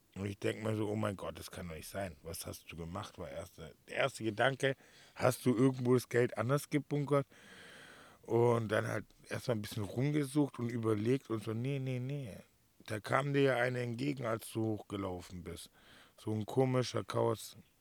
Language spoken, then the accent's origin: German; Swabia, Baden-Württemberg, Germany; now in Mallorca, Spain; als Schwabe